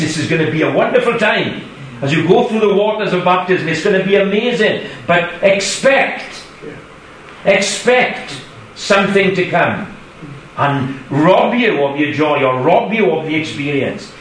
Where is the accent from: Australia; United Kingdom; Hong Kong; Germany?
United Kingdom; Kidakway, Wales; we from Kidakway, Sophie as well, born and bred in Kidakway